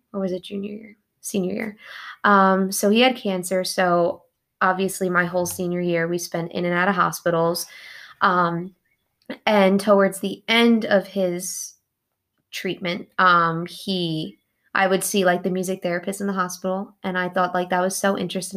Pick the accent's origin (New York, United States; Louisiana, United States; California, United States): New York, United States; Long Island; moved away as an adult; now in Kentucky, United States; from New York, specifically Long Island. I grew up, yep, Long Island, born and raised, typical New Yorker